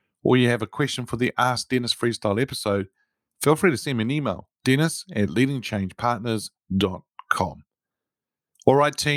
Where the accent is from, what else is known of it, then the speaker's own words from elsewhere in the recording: New Zealand; I'm a Kiwi